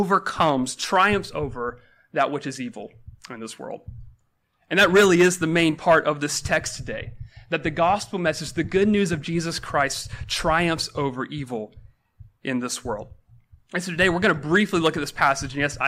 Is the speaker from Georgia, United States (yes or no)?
yes; Georgia, United States; now in Washington, D.C., United States; I'm from Georgia, didn't want to live there my whole life.